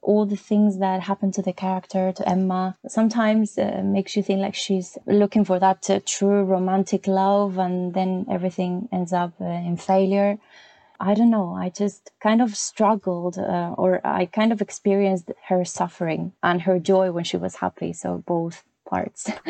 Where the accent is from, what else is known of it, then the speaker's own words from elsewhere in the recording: Santander, Cantabria, Spain; English is a second language; moved away as an adult; also born or lived in London; now in Navarre, Spain; back in my hometown in Santander